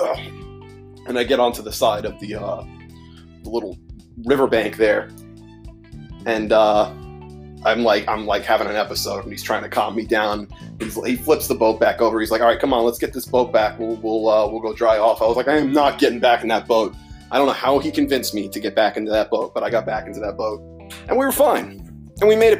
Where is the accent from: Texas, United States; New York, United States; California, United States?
New York, United States; growing up in New York as a kid